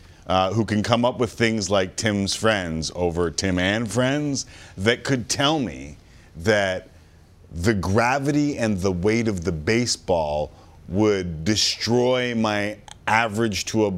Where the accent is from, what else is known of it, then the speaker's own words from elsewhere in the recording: Toronto, Ontario, Canada; I am from Scarborough